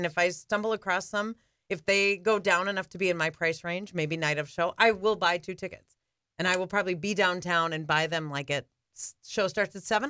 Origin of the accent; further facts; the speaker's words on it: Minot, North Dakota, United States; I'm from Minot, North Dakota.